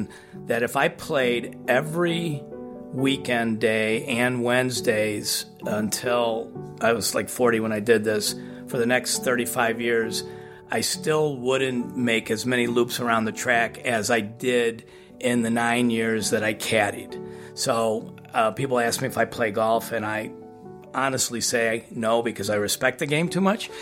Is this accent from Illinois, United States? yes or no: yes; Highland Park, Illinois, United States; I grew up in Ravinia, okay, which a lot of people, Chicagoans know Ravinia as a music festival venue, and it's literally a small hamlet nestled into Highland Park